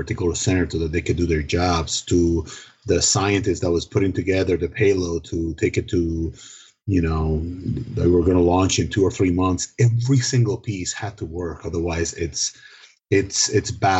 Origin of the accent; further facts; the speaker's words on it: Dominican Republic; first language Spanish; English is a second language; moved away; I am originally from the Dominican Republic